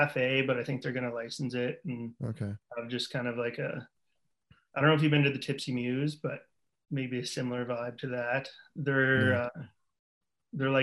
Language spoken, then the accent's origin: English; Fredericton, New Brunswick, Canada; Born and raised in Fredericton.